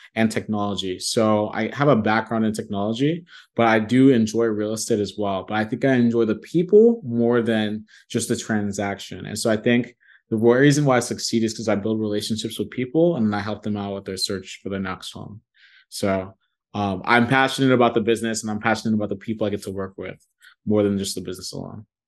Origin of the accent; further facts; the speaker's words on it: Columbus, Ohio, United States; also born or lived in New York City / Nigeria (ancestry); now in Dallas, United States; I'm from Columbus, Ohio originally, but I live in Dallas, Texas as we speak.